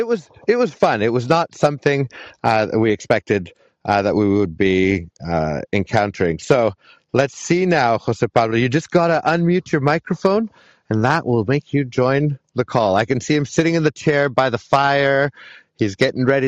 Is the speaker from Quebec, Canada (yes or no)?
yes; Montreal, Quebec, Canada; moved away as an adult; now in Whistler, Canada; I'm born and raised in Montreal